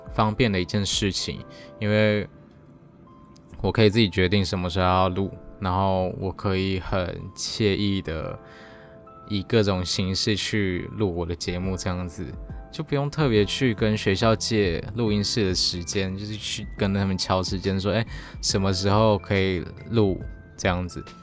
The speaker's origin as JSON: {"language": "Chinese", "country": "Taiwan", "said": "除了我们的母语啊，或是台湾的原有的一些语言，像是台语或是客家语"}